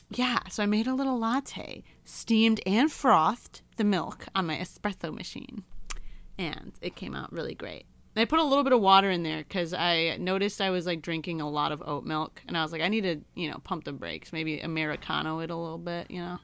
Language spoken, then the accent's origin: English; Michigan, United States; moved away; I don't have any family in my hometown anymore